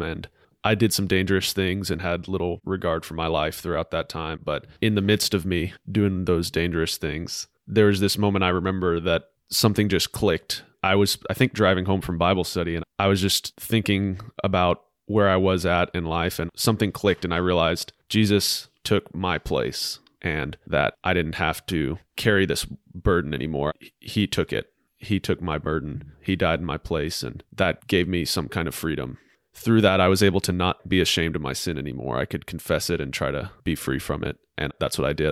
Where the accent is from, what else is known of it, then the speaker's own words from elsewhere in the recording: Huntsville, Alabama, United States; I'm from Huntsville. I grew up in a great family